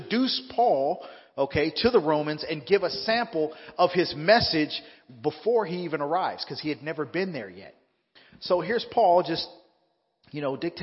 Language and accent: English; Southern California, United States; moved away as an adult; now in Fresno, United States; I'm originally from Southern California